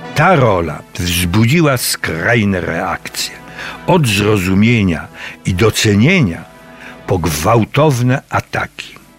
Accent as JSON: {"language": "Polish", "area": "Cieszyn Silesia", "region": "Silesian Voivodeship", "country": "Poland", "tie": "born or raised there", "said": "Śląska Cieszyńskiego, to moja mała ojczyzna"}